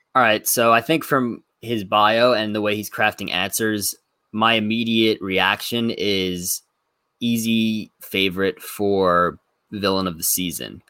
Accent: Plainview, New York, United States; current residence in my hometown, Plainview, New York

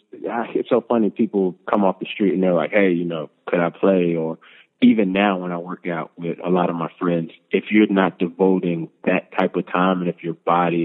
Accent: the South, United States; Yeah, so I'm from the South, and if they even think it's going to snow, the city shuts down for at least a week.

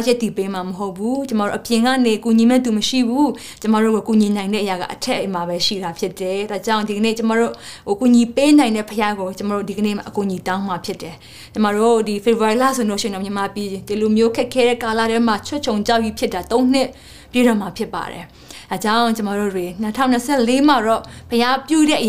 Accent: Myanmar; born or raised there

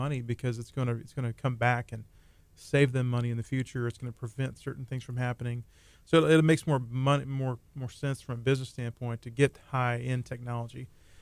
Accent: South Texas, United States; now in Nassau Bay, United States; originally from South Texas, but been living here in the Clear Lake area in Nassau Bay for about 25 years

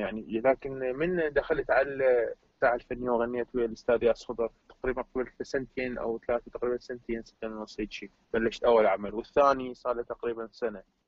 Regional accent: Iraq; عندنا بالعراق احنا

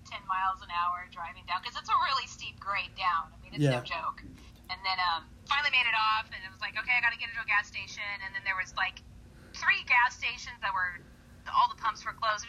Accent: California, United States; I'm a Californian

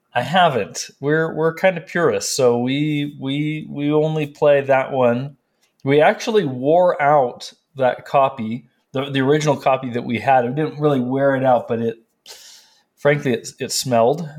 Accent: California, United States; moved away as an adult; also born or lived in North Carolina; now in Prescott, United States; I'm from California

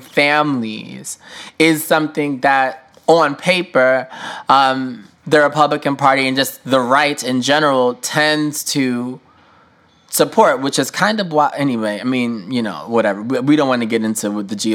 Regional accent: New York, United States; as a New Yorker

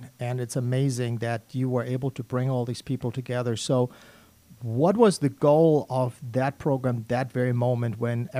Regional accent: Germany; English is a second language; moved away

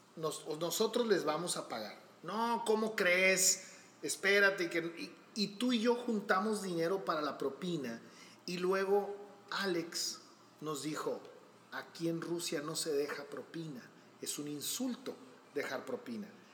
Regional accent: Hermosillo, Sonora, Mexico; yo soy de aquí de Hermosillo

